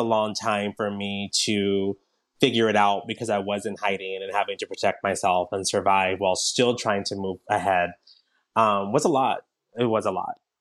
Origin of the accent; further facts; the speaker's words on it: Southern California, United States; I grew up in Southern California, where it's very diverse